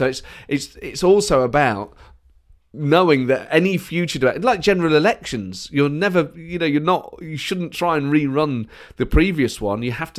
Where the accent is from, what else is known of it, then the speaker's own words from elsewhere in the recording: Edinburgh, Scotland, United Kingdom; And yet there's part of me that will always feel like I'm from Edinburgh.